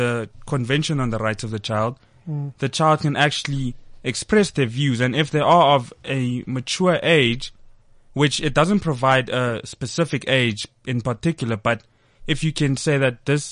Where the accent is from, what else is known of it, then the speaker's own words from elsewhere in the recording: South Africa; myself being a South African